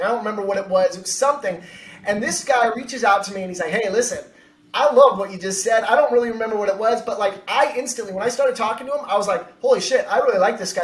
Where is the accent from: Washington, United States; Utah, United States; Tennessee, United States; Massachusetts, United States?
Washington, United States; also born or lived in Connecticut; now in San Diego, United States; I'm from Washington State.